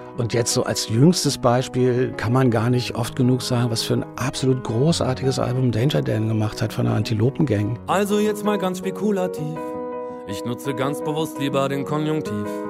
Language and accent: German; Berlin, Germany; Ich bin ja so ein fauler Westberliner, das heißt, ich bin im Wedding geboren und seitdem lebe ich hier